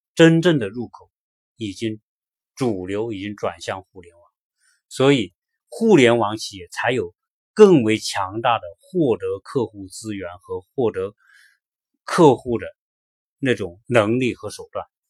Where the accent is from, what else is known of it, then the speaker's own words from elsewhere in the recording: China; moved away as an adult; now in United States; 我们作为一个中国人，我们在中国生活了几十年，再到美国来